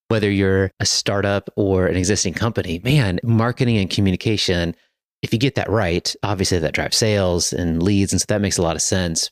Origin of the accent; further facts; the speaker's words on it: Virginia, United States; now in Hillsborough, United States; I grew up in Virginia